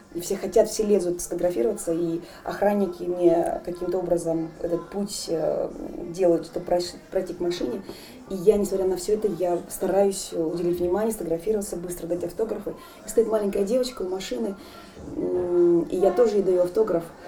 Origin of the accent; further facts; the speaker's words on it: Nalchik, Kabardino-Balkaria, Russia; moved away; Я воспитывалась на Кавказе, в городе Нальчике